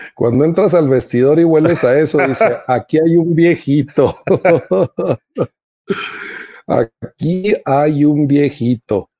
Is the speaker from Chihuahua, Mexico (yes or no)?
yes; Nuevo Casas Grandes, Chihuahua, Mexico; also born or lived in Ciudad Juárez; aquí en, en mi tierra